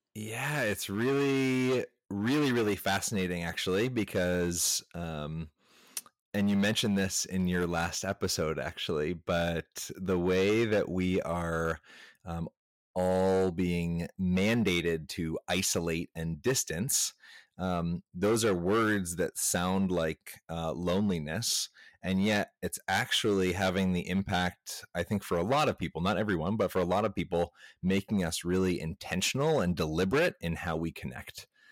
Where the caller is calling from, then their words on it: Asheville, North Carolina, United States; I am calling in from Asheville, North Carolina